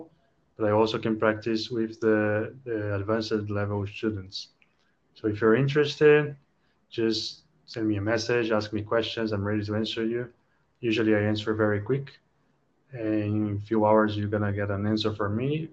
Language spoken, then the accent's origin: English; Brazil; moved away as an adult; also born or lived in London, United Kingdom / Kyiv, Ukraine / Ho Chi Minh City, Vietnam; Although I'm Brazilian, I lived in London, in the UK.